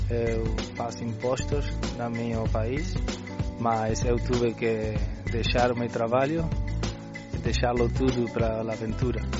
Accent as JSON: {"language": "Portuguese", "country": "Uruguay", "tie": "born or raised there", "second_language": "Portuguese", "said": "eu eh, nasci no Uruguai, mas minha família é de Porto"}